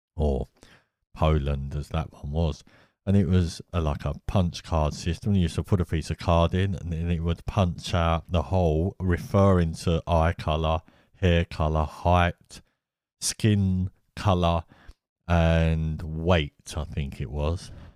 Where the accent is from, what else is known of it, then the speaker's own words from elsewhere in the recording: United Kingdom; I'm from Britain